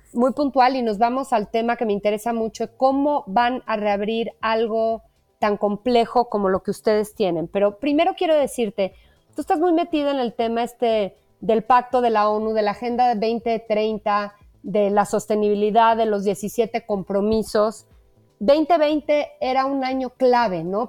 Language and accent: Spanish; Mexico; como mexicanos